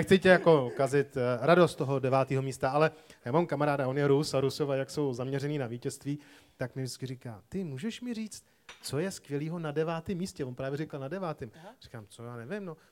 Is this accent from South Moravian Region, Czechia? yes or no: no; Prague, Czechia; Já jsem vyrůstal tady v Praze